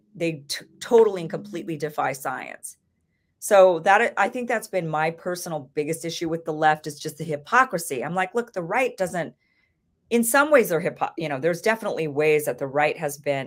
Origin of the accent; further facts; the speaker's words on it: Idaho, United States; I grew up in Idaho